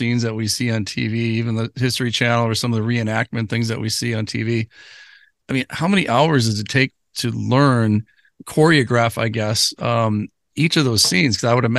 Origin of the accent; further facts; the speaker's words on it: Brooklyn, New York, United States; Growing up in Brooklyn again, you know, just, I think that, you know, Brooklyn is a great place to grow up to see